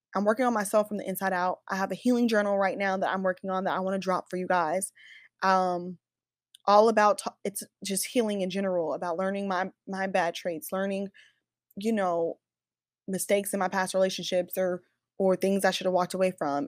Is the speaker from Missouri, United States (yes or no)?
yes; Kansas City, Missouri, United States; now in Dallas, United States; I'm from Kansas City, S, Missouri